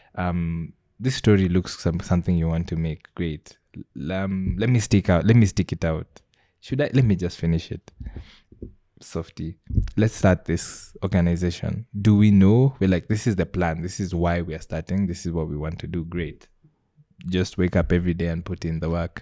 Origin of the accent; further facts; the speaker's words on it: Kisii, Kisii County, Kenya; I grew up in Kisii